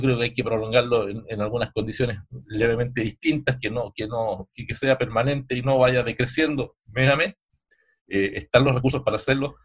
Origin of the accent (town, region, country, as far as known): Chile